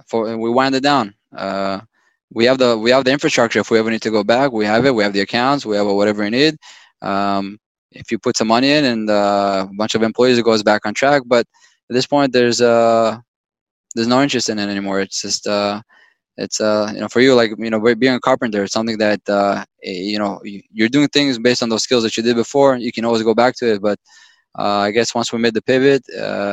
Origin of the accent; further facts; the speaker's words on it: Israel; moved away; I was born and raised in Israel